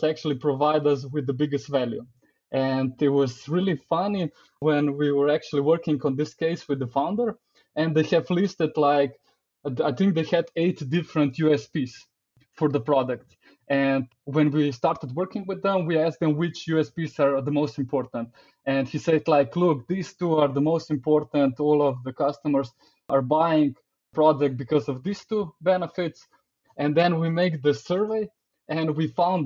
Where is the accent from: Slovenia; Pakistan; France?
Slovenia; I come from Slovenia. It's a pretty small country.